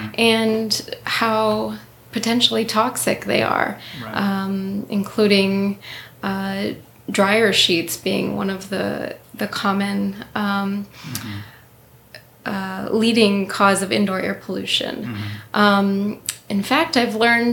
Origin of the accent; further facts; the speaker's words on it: Upper Peninsula, Michigan, United States; now in Northville, United States; I'm actually originally from the Upper Peninsula, and I lived on Little Beatty Knock off of Lake Michigan